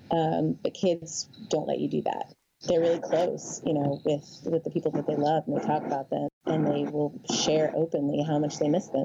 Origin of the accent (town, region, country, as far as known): Ohio, United States; born or raised there; moved away as an adult; also born or lived in Michigan